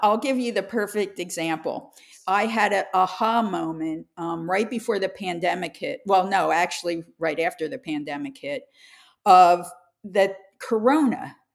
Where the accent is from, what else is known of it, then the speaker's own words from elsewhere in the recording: Philadelphia, Pennsylvania, United States; I grew up in Philadelphia as a young child